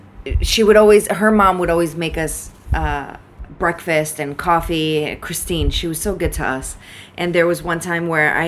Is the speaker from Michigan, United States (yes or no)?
yes; Michigan, United States; moved away; also born or lived in Connecticut; I grew up in Michigan